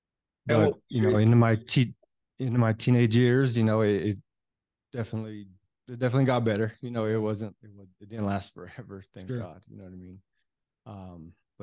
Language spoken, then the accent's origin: English; Denver, Colorado, United States; I grew up in North Denver